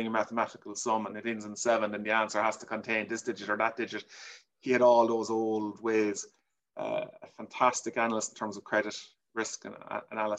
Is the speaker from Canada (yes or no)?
no; Kilburton, County Cork, Munster, Ireland; I grew up in a rural parish on a farm in Kilburton, County Cork